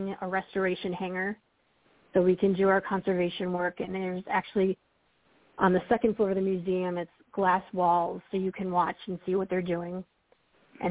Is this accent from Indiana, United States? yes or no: no; Wisconsin, United States; moved away as an adult; now in Washington, D.C., United States; born in Wisconsin, and I lived there and went to the University of Wisconsin